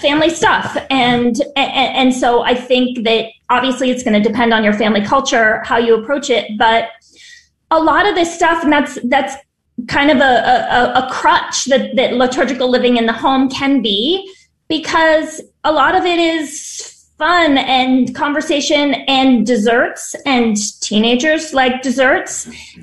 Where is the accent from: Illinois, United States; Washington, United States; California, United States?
California, United States; San Diego; moved away as an adult; also born or lived in Chicago; now in Los Angeles, United States; I'm from San Diego and live in Los Angeles now